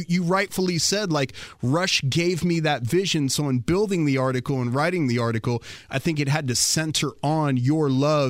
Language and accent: English; Frederick, Maryland, United States; So I came from Frederick, Maryland, which is right in between Baltimore and Washington, D.C. It's a nice little community in the suburbs off of the Beltway.